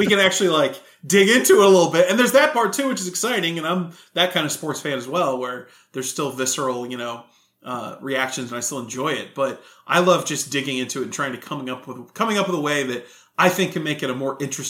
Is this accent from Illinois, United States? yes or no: no; Houston, Texas, United States; moved away as an adult; also born or lived in Connecticut / Austin; I'm from Texas. I'm from a group in Houston